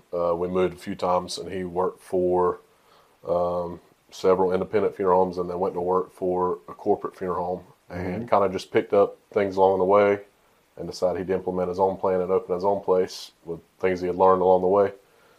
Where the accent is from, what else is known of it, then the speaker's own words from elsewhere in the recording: Tallahassee, Florida, United States; born there; All my family was from over in the Panhandle, mm-hmm. South of Tallahassee, Wilcola County, and I was born there in Tallahassee, and we moved not long after I was born, but.